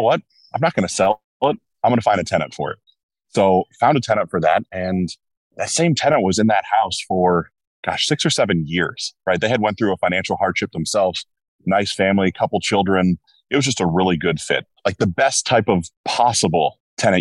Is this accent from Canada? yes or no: no; Cincinnati, Ohio, United States; I was born in Cincinnati